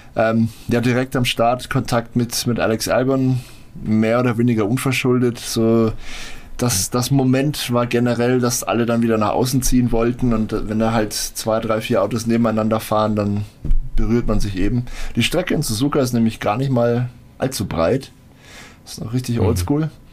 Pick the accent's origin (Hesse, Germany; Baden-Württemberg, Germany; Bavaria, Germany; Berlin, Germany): Bavaria, Germany; Franconia; wie man bei uns in Franken sagt